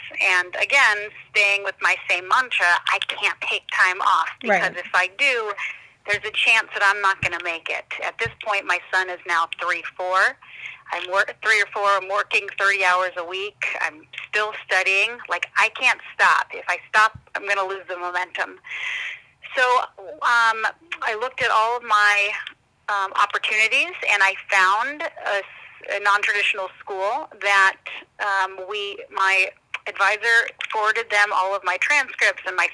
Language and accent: English; Arizona, United States; I'm born and raised in Arizona.